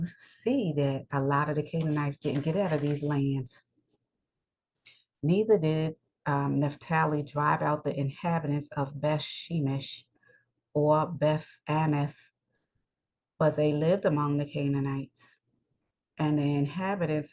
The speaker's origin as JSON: {"language": "English", "region": "New York", "country": "United States", "said": "I live in New York. I'm a New Yorker"}